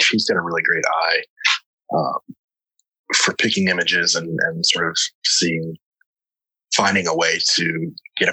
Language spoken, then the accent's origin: English; South Carolina, United States; also born or lived in Tennessee; now in New York, United States; I grew up on the coast in South Carolina